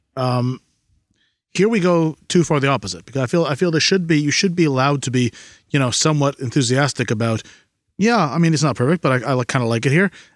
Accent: United States; As an American

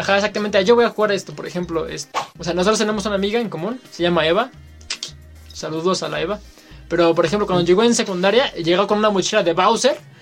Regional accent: Mexico; a todos los mexicanos

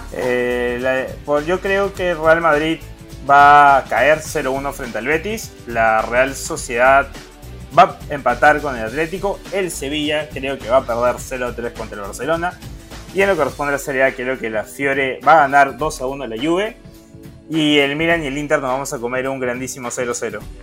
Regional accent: Peru; somos peruanos

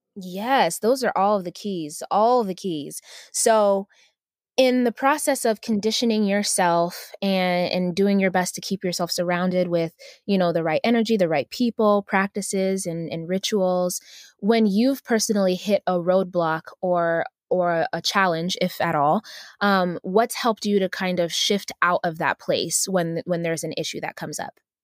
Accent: Uganda; moved away; I'm, I'm originally from Uganda, so I'm African

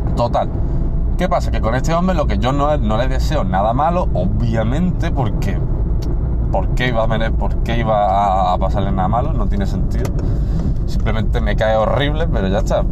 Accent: Málaga province, Andalusia, Spain; nosotros no somos de Málaga Capital

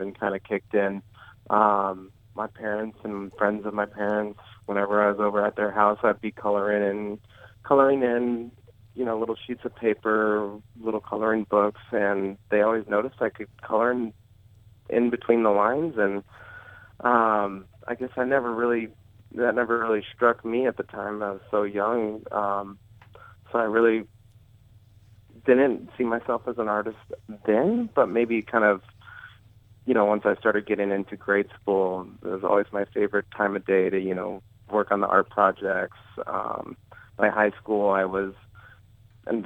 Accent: Omaha, Nebraska, United States; also born or lived in Lincoln, Nebraska; I grew up in Omaha, so I wanted to go to a school here in Lincoln

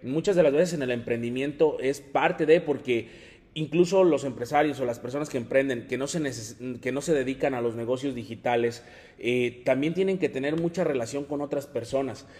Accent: Sahuayo, Michoacán, Mexico; now in Guadalajara, Mexico; Yo no soy de aquí, yo soy de Michoacán

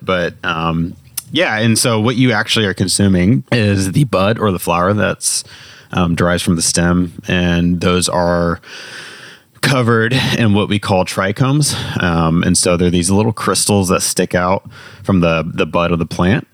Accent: Indiana, United States; I'm from Indiana

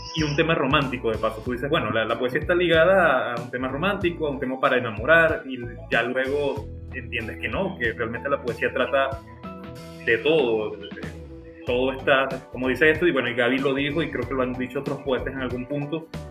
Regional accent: El Tigre, Anzoátegui, Venezuela; yo soy del Tigre, eh, del estado de en, Venezuela

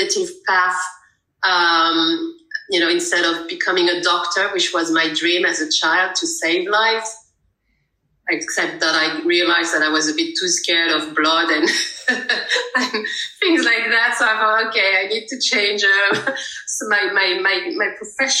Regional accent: Paris, Île-de-France, France; moved away as an adult; now in The Hague, Netherlands; originally, I'm from Paris, France

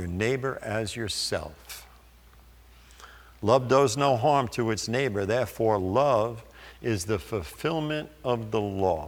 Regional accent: New York, United States; I grew up in New York. I'm Italian.

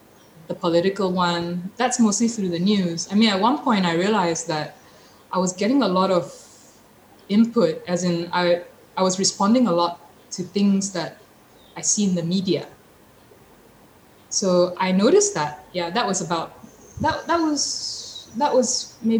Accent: Petaling Jaya, Selangor, Malaysia; moved away as an adult; now in Port Dickson, Malaysia; I grew up a city girl, so I grew up in Petaling Jaya.

